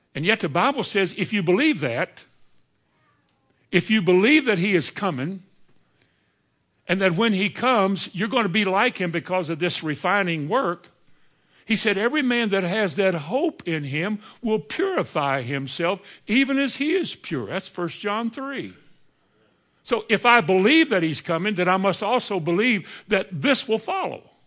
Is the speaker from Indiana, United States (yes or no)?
yes; Indiana, United States; I think I was raised, maybe I was raised in Indiana